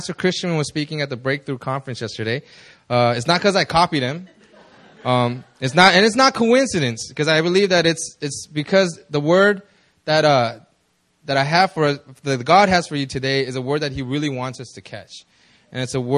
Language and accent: English; Los Angeles, California, United States; moved away as an adult; now in South Korea; I immigrated to the States when I was like 6 years old. I lived in L.A.